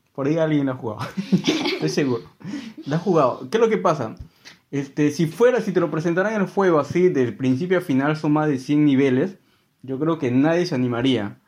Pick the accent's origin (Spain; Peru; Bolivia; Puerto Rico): Peru; yo soy peruano